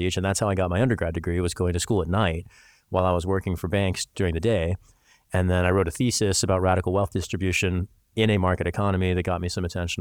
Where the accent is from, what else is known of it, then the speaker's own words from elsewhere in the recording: Missouri, United States; I grew up in Missouri